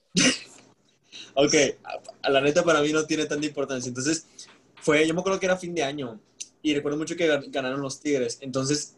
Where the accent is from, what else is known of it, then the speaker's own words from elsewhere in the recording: Nuevo León, Mexico; somos de Nuevo León